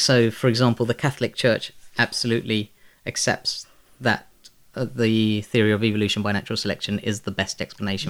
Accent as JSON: {"language": "English", "region": "London", "country": "United Kingdom", "tie": "born or raised there", "also_born_or_lived": "Bangladesh", "said": "I was born in Bangladesh and raised by Muslim parents in, um, predominantly Muslim community in the Elephant and Castle"}